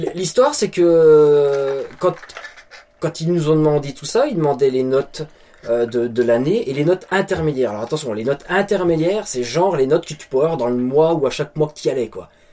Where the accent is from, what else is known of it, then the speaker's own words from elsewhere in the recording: France; moved away as an adult; now in New Brunswick, Canada; une ville proche de chez nous en France.